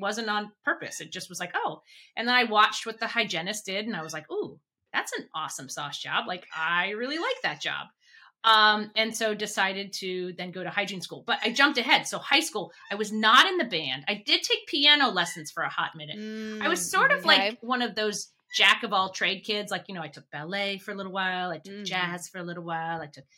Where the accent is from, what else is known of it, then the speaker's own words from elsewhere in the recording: Japan; born there; also born or lived in outside Washington, D.C., United States; So I'm a military brat kid. So I was born overseas in Japan and spent my growing up years moving every, 3 years kind of all around. And then ended up in doing high school up in just outside of Washington, D.C.